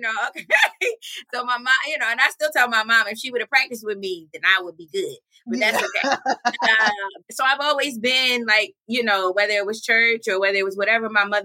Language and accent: English; Baltimore, Maryland, United States; moved away as an adult; also born or lived in Wilberforce, Ohio; now in Columbus, United States; I am from Baltimore, Maryland originally